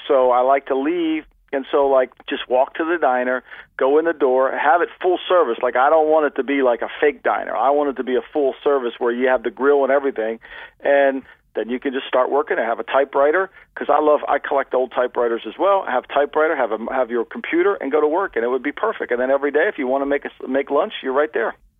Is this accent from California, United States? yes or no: no; Ocean City, New Jersey, United States; this little beach town that I grew up in in Ocean City, New Jersey